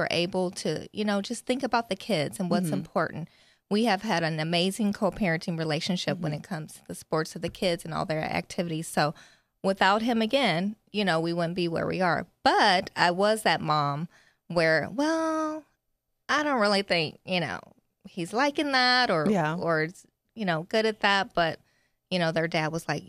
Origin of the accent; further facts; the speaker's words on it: Las Vegas, Nevada, United States; I grew up in Vegas